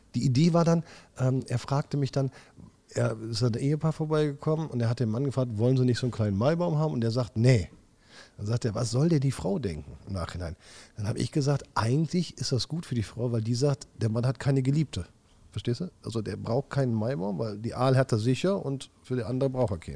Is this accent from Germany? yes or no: yes; Wipperfürth, North Rhine-Westphalia, Germany; also born or lived in Hückeswagen; Aber ich bin gebürtiger Wipperfield. Das ist mein Heimatland, mein Heimatdorf hier